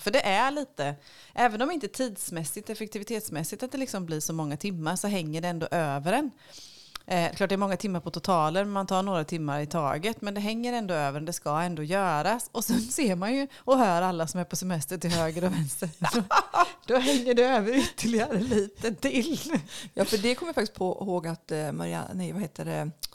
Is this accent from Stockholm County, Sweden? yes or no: no; Västerbotten County, Sweden; moved away; uppe i Västerbotten, där jag kommer ifrån